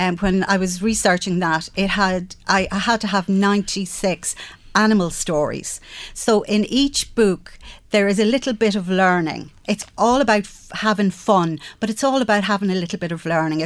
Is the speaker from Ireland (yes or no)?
yes; Castlebellingham, County Louth, Ireland; I grew up in Bellingham Village